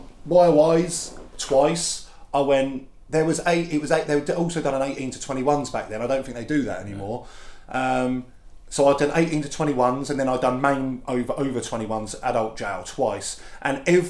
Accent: Felixstowe, East of England, United Kingdom; I was from Felixstowe.

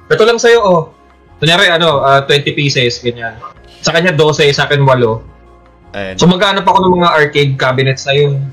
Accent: Valenzuela, Metro Manila, Philippines; dito sa amin sa Valenzuela.

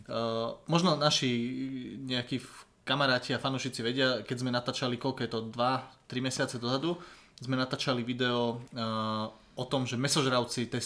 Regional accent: Budmerice, Bratislava Region, Slovakia; že u nás napríklad doma v Budmericiach sa v piatok meso, nejedlo. Keď som bol malý, tak e, som to dodržoval v podstate stále.

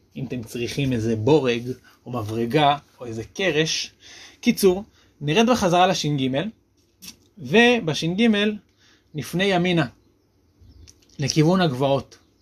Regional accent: Shaalvim, Central District, Israel; בשעלבים, איפה שגדלתי

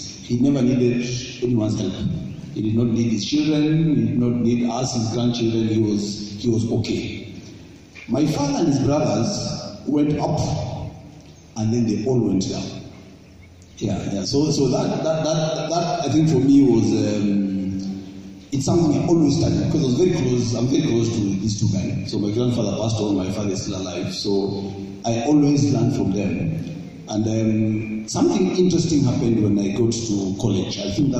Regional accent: Tanzania; now in Nairobi, Kenya; How did I grow up? I grew up in Shanks. I was born in Tanzania. So I came to Nairobi in 1985.

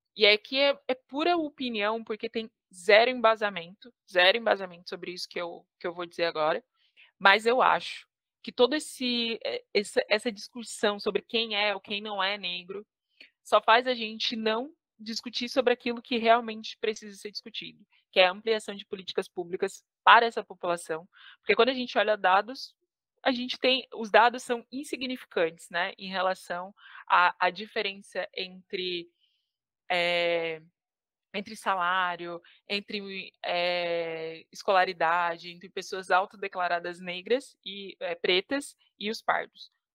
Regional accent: Criciúma, Santa Catarina, Brazil; moved away; Eu fui, nasci e fui criada no Sul, no extremo sul catarinense

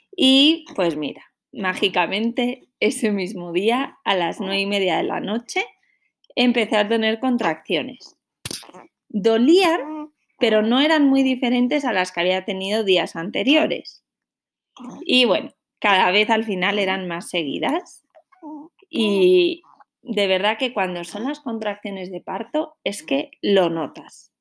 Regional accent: Santander, Cantabria, Spain; moved away; Yo soy de Santander, que es una ciudad pequeñita en la costa norte de España

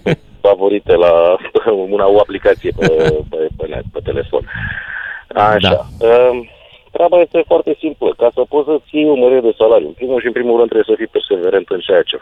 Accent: Romania; now in England, United Kingdom; suntem români.

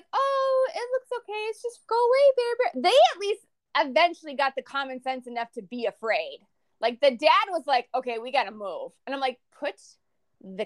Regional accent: Minnesota, United States; I am from Minnesota.

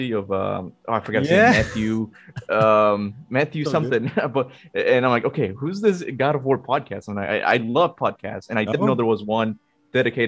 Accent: Cuba; I'm from Kuba, the Caribbean.

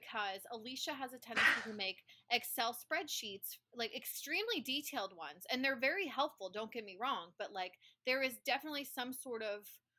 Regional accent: Alabama, United States; born there; accent: Southern; Like, I was born in Alabama, and most of my Southern accent is gone, but not my kind of word pronunciation of, like, it is definitely caramel.

